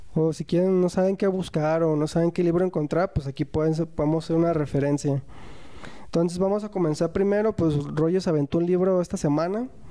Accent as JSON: {"language": "Spanish", "town": "Guadalajara", "region": "Jalisco", "country": "Mexico", "said": "somos de Guadalajara."}